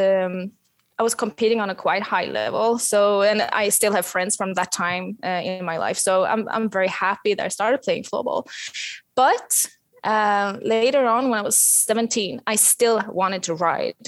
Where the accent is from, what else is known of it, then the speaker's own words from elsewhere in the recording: Sweden; I'm in my house south of Stockholm, like 1 hour south of Stockholm. So I'm back home in Sweden at the moment.